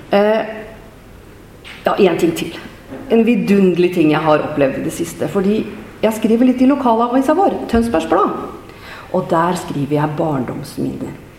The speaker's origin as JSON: {"language": "Norwegian", "town": "Nøtterøy", "region": "Vestfold", "country": "Norway", "tie": "born or raised there", "also_born_or_lived": "Trøsberg", "said": "menighetshuset hjemme på Teie på Nøtterøy, der jeg har vokst opp"}